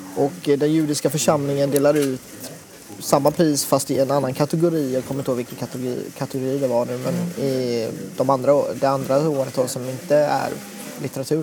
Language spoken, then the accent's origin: Swedish; Sweden; also born or lived in Thailand; kom hit när jag var två och ett halvt